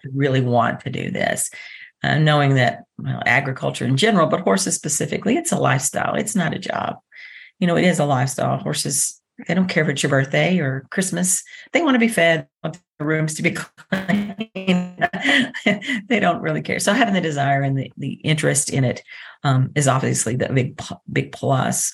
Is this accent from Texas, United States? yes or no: yes; Dallas, Texas, United States; now in Lexington, United States; I grew up in Dallas, Texas